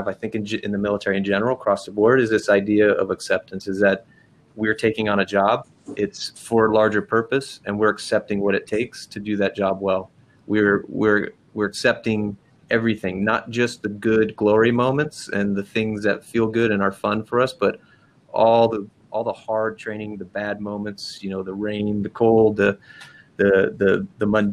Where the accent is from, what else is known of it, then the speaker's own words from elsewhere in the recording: Los Angeles, California, United States; moved away as an adult; the people I knew growing up in Venice Beach, California